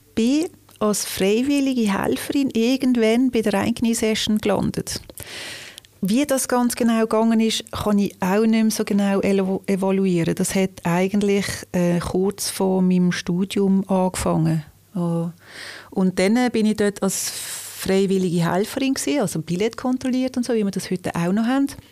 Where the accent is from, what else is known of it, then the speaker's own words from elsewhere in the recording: Liestal, Basel-Landschaft, Switzerland; now in Basel, Switzerland; Aufgewachsen bin ich in Baselbiet, in Liestel